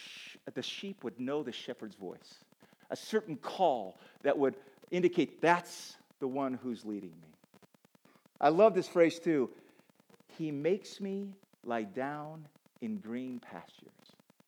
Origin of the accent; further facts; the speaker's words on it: Kenya; I grew up in Kenya, where the Maasai would herd sheep and goats.